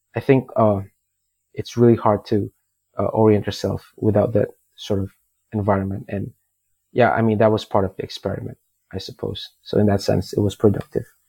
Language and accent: English; Indonesia; I'm from Indonesia, and we have a thing where most people are Muslim